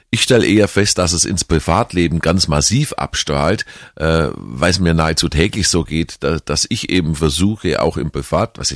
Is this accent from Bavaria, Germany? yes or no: yes; Kempten, Bavaria, Germany; war immer schon politisch interessierter Mensch, vor allem eben in meiner Heimat. Ähm, und da habe ich mich mal einfach in Kempten geärgert